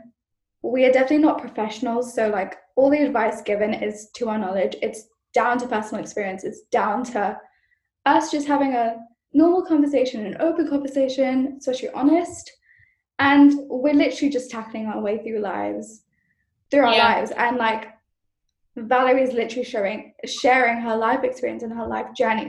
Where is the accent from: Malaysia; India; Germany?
Malaysia; moved away as an adult; now in United Kingdom; I'm from Malaysia